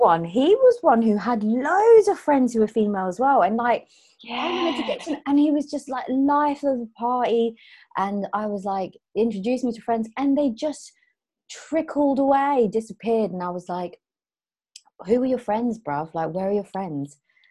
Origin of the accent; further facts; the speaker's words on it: Philippines; I'm Filipino.